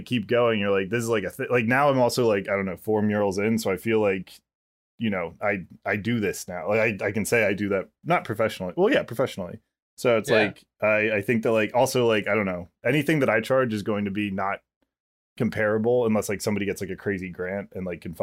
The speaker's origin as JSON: {"language": "English", "town": "Phoenixville", "region": "Pennsylvania", "country": "United States", "said": "I'm Phoenixville trash"}